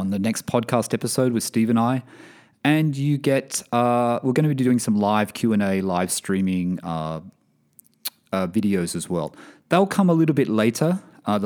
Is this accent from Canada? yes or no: no; Sydney, New South Wales, Australia; now in Bahrain; Sydney, Australia, my hometown.